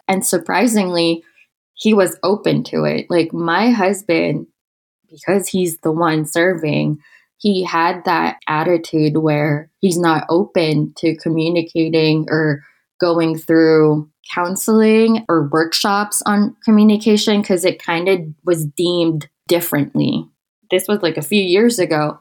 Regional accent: Manila, Metro Manila, Philippines; moved away as an adult; also born or lived in Okinawa, Japan; now in Utah, United States; I am from the Philippines in a city called Manila

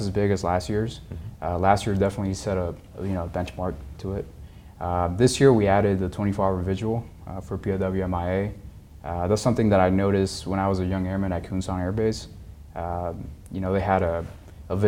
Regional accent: Los Angeles, California, United States; now in Oklahoma, United States; I'm originally from Los Angeles, California

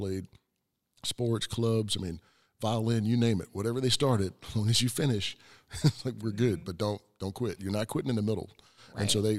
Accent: South Carolina, United States; me growing up in South Carolina, K through 12, same friends, same, you know, classmates, same teachers all the way through.

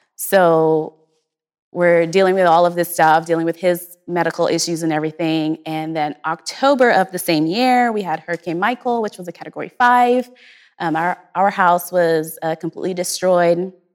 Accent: Guyana; moved away; I'm originally from Guyana, South America

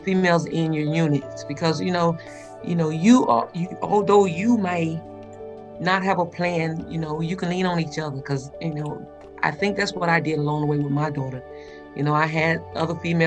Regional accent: Tuskegee, Alabama, United States; moved away; I'm from Tuskegee, Alabama

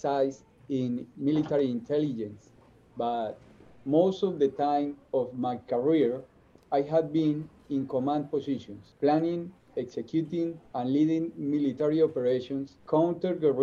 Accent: Bucaramanga, Santander, Colombia; I was born and grew up in Bucaramanga

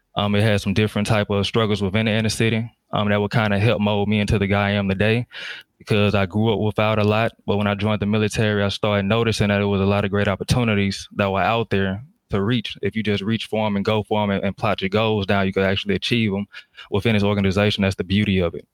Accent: Jackson, Mississippi, United States; moved away as an adult; I'm from um, Jackson, Mississippi, down south. So I grew up in the south.

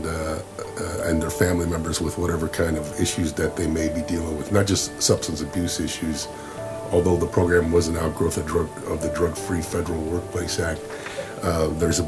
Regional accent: Detroit, Michigan, United States; moved away as an adult; growing up in Detroit

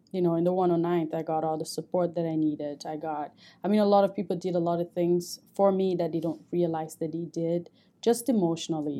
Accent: Cameroon; moved away as an adult; also born or lived in St. Cloud, Minnesota; now in United States; I grew up in Cameroon

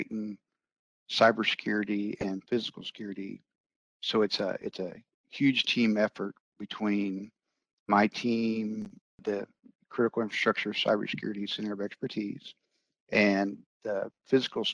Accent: Branson, Missouri, United States; moved away as an adult; also born or lived in Denver, Colorado; I grew up in Branson, Missouri, and moved away for several years

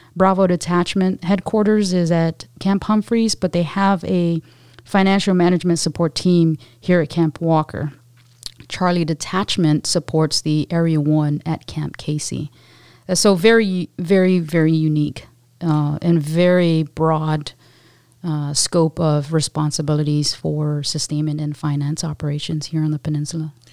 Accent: Guam; moved away as an adult; a little, highly energetic, uh, Pacific Islander, um, on the island of Guam

